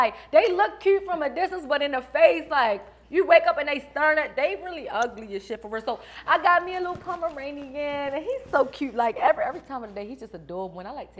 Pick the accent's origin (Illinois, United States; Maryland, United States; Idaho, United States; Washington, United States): Maryland, United States; Baltimore; So I ain't going to lie, I thought I lost my accent. People be like, for real, because I be back and forth. I still go back to Baltimore, but I be in Cali, too.